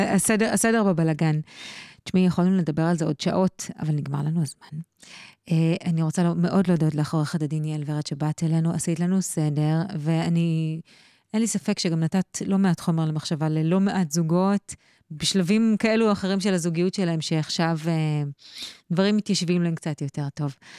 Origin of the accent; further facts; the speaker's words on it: Israel; אצלנו בישראל